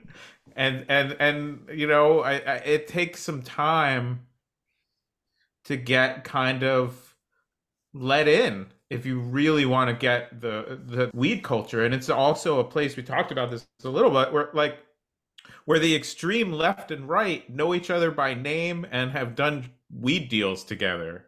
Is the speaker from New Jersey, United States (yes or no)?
yes; New Jersey, United States; moved away; I grew up on the East Coast. I grew up in New Jersey